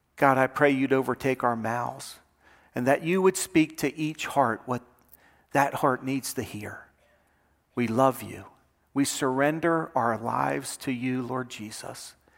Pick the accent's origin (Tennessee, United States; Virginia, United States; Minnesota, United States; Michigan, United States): Virginia, United States; Lynchburg; we're from Lynchburg, Virginia